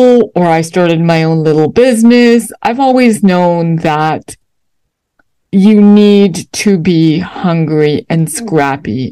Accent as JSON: {"language": "English", "town": "Toronto", "region": "Ontario", "country": "Canada", "tie": "born or raised there", "moved": "as an adult", "lives_now": "United States", "said": "Though I am American by birth, you know, my parents had moved to Canada when I was young"}